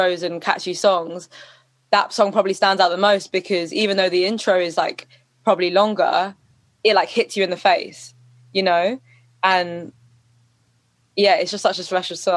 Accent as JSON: {"language": "English", "region": "London", "country": "United Kingdom", "tie": "born or raised there", "said": "That's where I was at school and everything"}